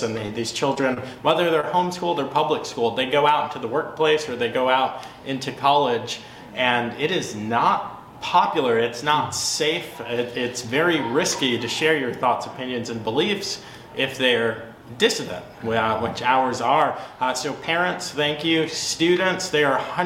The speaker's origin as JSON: {"language": "English", "town": "New York City", "region": "New York", "country": "United States", "said": "I'm from New York City, you know, so I'm from a big black family of traditional New York City"}